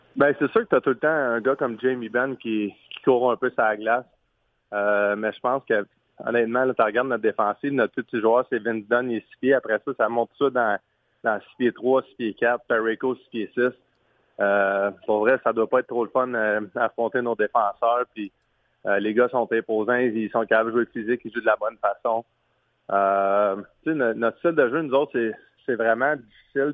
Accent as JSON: {"language": "French", "region": "Quebec", "country": "Canada", "said": "en tant que Québécois"}